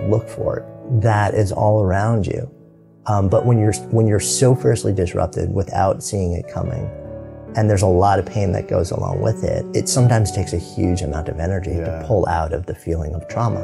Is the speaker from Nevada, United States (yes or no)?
no; outside of New York, United States; moved away as an adult; now in Boulder, United States; growing up outside of New York, living in New York City for 30 years